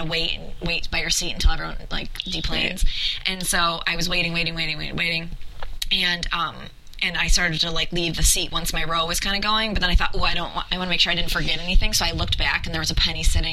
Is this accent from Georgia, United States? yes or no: no; New York, United States; I grew up in New York